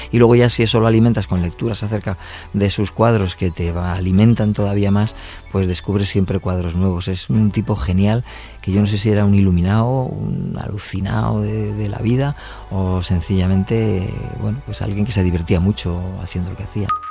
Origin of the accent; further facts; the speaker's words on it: La Rioja, Spain; soy riojano